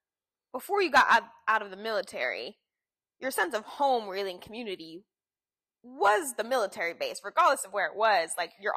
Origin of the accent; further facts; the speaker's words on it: Philadelphia, Pennsylvania, United States; moved away as an adult; also born or lived in Washington / Washington, D.C.; now in Savannah, United States; I grew up outside of Philadelphia until 18, until I went to college. But even in Pennsylvania, I never felt like that's where all my friends were. Yes, that's where we were living, but I didn't feel like a deep rooted connection to Pennsylvania